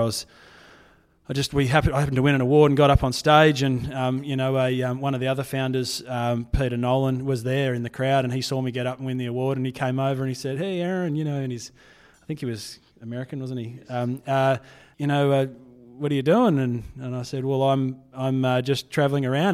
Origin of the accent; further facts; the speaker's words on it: Fremantle, Western Australia, Australia; I'm born and bred in Fremantle. Um, it's, it's my hometown